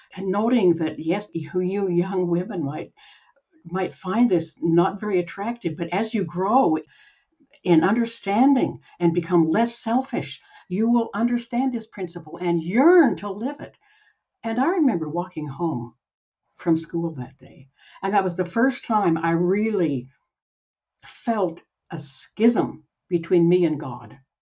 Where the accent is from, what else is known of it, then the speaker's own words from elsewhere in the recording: Utah, United States; also born or lived in Salt Lake City, Utah / Gusher, Utah / Provo, Utah; I was born in Salt Lake City. When I was eight, we moved out to the Uinta Basin, where we lived in Gusher, Utah, tiny little town for five years. And then we moved to Provo, where I finished my growing up